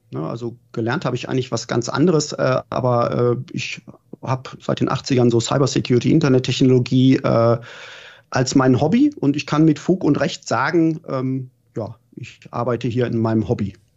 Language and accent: German; Gelsenkirchen, North Rhine-Westphalia, Germany; now in Berlin, Germany; ich bin wirklich im Stadtteil Gelsenkirchen Schalke aufgewachsen